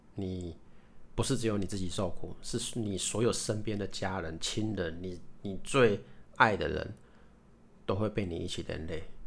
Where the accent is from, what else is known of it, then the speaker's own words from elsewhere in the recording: Hsinchu, Taiwan; 大家知道我是新竹人嘛